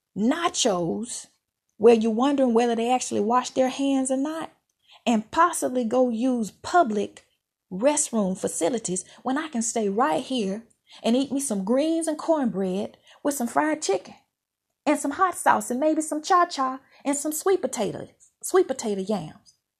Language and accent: English; Mississippi, United States; moved away; where I grew up in Mississippi